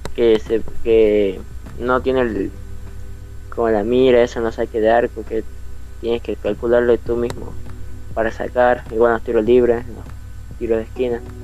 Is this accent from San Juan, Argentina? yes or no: no; Salta, Argentina; Soy argentino de la ciudad de Salta